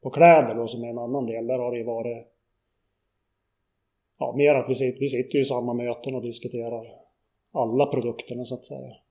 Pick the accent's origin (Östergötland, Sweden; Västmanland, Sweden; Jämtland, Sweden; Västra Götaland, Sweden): Jämtland, Sweden; Kluk; Jag är uppvuxen